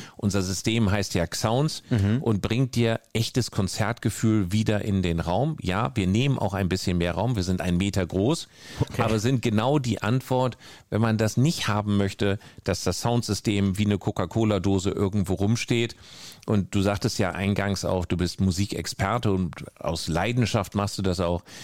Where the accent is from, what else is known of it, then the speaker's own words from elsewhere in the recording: North Denmark Region, Denmark; moved away; ich bin ganz, ganz oben im Norden in Dänemark groß geworden